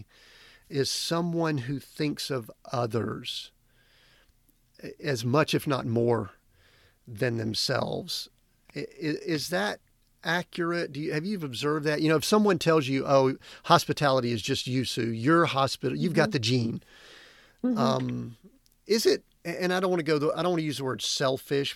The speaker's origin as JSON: {"language": "English", "region": "the Southern Baptist part of the U.S.", "country": "United States", "tie": "born or raised there", "said": "I grew up in Southern Baptist part of the U.S."}